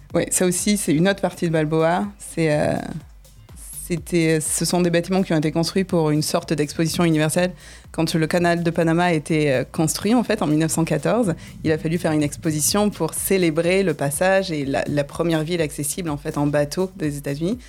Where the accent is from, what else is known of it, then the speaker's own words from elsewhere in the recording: Nîmes, Occitania, France; moved away as an adult; now in California, United States; j'ai grandi donc à Nîmes